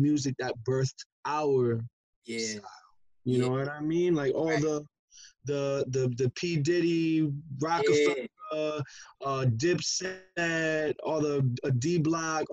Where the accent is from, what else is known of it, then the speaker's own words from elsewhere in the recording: New York City, New York, United States; I'm from Brooklyn, New York.